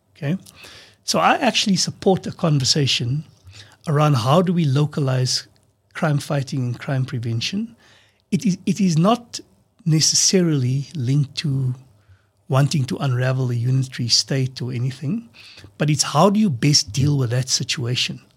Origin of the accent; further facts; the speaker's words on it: South Africa; We're all South African.